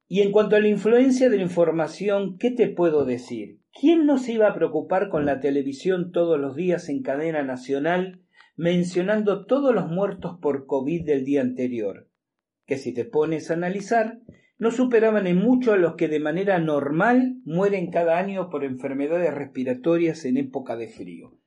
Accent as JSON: {"language": "Spanish", "country": "Argentina"}